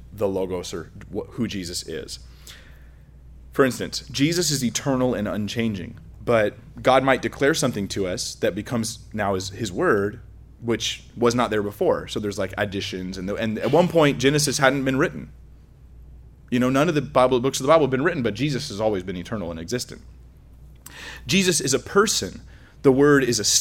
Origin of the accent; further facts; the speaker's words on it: California, United States; I'm from California, so we're like, you know, scared of strangers